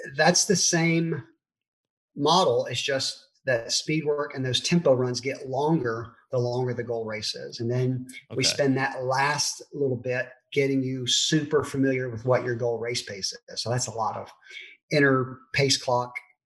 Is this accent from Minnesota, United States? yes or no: no; Memphis, Tennessee, United States; moved away as an adult; also born or lived in Germantown, Tennessee / Texas / St. Louis; now in Dallas, United States; I was born and raised in Memphis